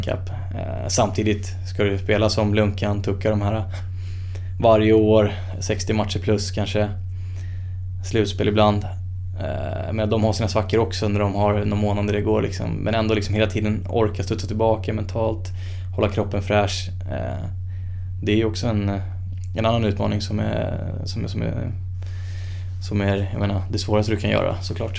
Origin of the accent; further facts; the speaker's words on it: Sweden; här hemma i Sverige